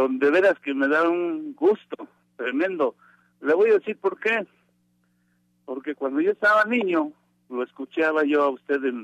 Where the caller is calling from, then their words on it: State of Mexico, Mexico; En el estado de México.